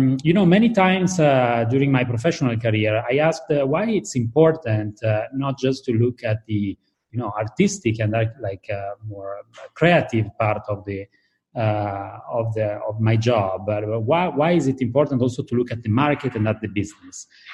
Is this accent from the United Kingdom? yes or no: no; Italy; I started to work into the design field with a designer from my hometown, which is called Iosaghini. And then I actually moved to MIT first. I did a period of research there, and then back to Italy.